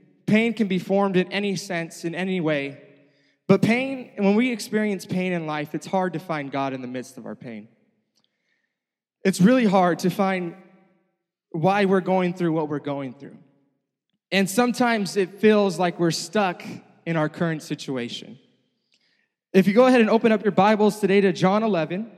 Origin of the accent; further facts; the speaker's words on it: Stockton, California, United States; also born or lived in Costa Mesa, California; I'm from Stockton, California